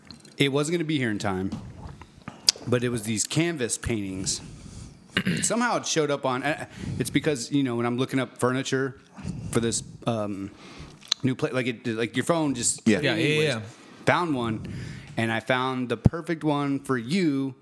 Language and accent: English; Arlington, Texas, United States; if I was talking about going back to Arlington, I wouldn't go like, if I go back to my my hometown